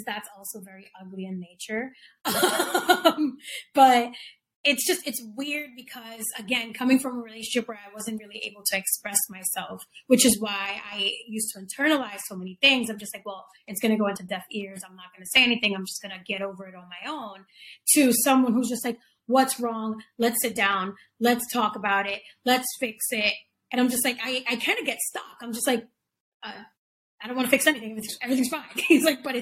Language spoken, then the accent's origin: English; New York City, New York, United States; growing up in the Bronx with mom and dad